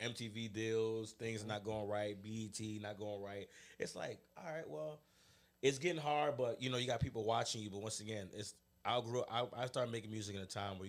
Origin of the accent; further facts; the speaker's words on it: Maryland, United States; I'm an artist from Maryland